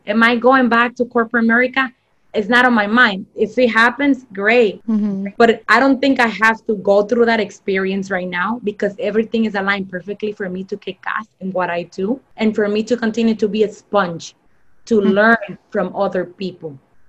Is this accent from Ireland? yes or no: no; Mexico; moved away; and even when I came from Mexico, you know, I went through like really, I would say sad times because life was basically flipped upside down with everything.